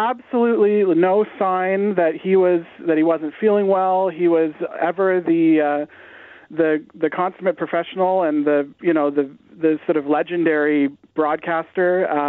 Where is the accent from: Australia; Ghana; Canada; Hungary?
Canada; As a Canadian, I was really worried that there were going to be all these questions about, you know, what's the capital of Idaho